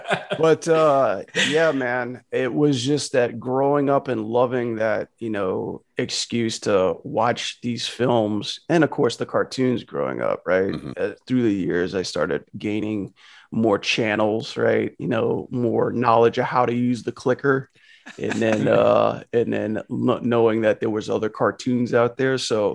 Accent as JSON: {"language": "English", "region": "Louisiana", "country": "United States"}